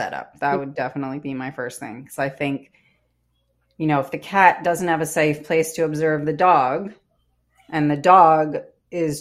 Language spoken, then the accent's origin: English; Canada; I'm Canadian